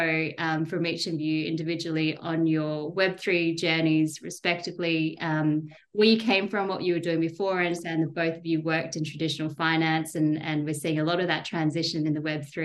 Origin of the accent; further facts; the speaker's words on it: Perth, Western Australia, Australia; moved away; I grew up in Perth